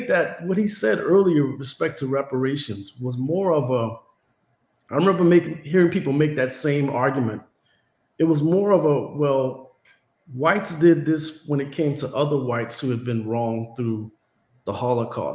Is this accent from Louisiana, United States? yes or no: yes; Louisiana, United States; I grew up in Louisiana